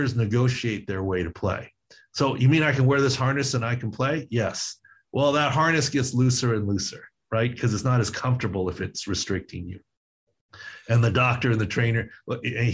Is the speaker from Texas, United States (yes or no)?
no; San Diego, California, United States; in my hometown